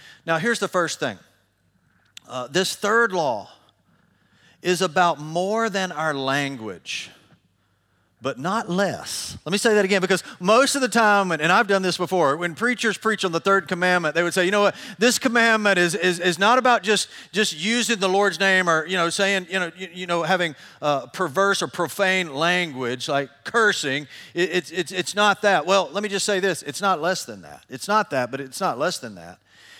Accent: Tennessee, United States; I grew up in I grew up in Middle Tennessee my whole life.

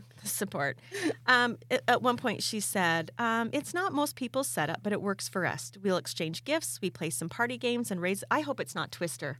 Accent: California, United States; now in Idaho, United States

